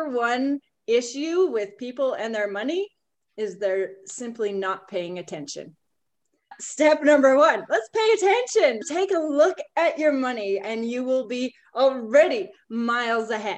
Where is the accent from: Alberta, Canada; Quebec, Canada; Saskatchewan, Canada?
Saskatchewan, Canada; moved away as an adult; also born or lived in Calgary; I grew up in Saskatchewan and I was on a grain farm.